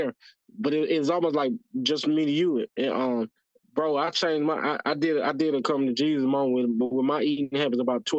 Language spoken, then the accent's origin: English; the South, United States; moved away; I was from the South